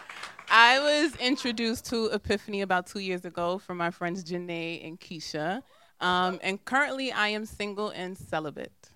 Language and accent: English; New York City, New York, United States; I come all the way from Far Rockaway, so I'm not a Brooklyn person.